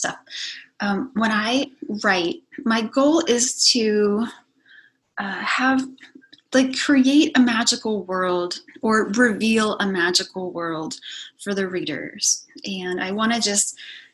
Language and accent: English; hometown near Yellow Springs, Ohio, United States; I came back to my hometown